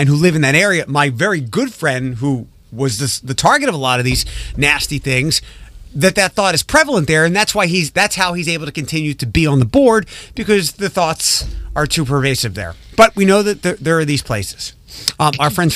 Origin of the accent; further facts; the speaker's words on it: Philadelphia, Pennsylvania, United States; now in Toledo, United States; I'm originally from Philadelphia